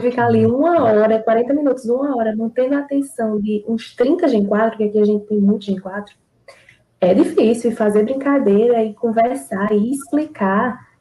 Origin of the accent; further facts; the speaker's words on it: Mamanguape, Paraíba, Brazil; sou de Mamanguape